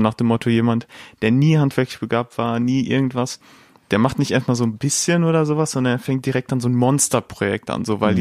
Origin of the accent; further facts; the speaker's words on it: Dortmund, North Rhine-Westphalia, Germany; Ich bin in Dortmund aufgewachsen.